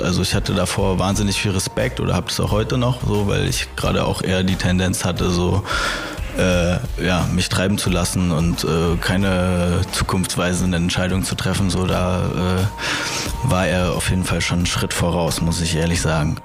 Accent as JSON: {"language": "German", "region": "Berlin", "country": "Germany", "tie": "born or raised there", "said": "wir sind beide an der Schönhauser Allee groß geworden"}